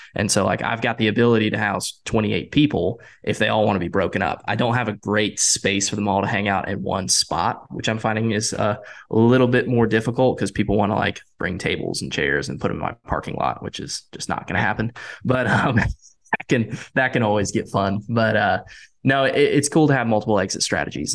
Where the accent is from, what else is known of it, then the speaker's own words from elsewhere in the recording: Winston-Salem, North Carolina, United States; growing up in Winston-Salem